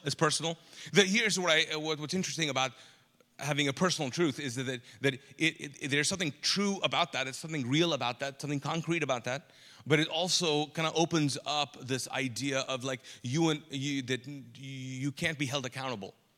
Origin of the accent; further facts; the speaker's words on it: Kuwait; moved away as an adult; also born or lived in Pakistan; now in Charlotte, United States; I grew up in the Middle East, Kuwait, and I'm actually Pakistani